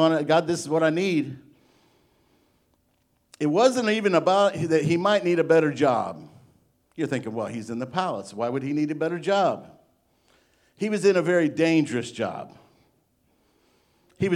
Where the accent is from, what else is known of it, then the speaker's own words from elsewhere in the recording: Illinois, United States; now in Arkansas, United States; I'm from Illinois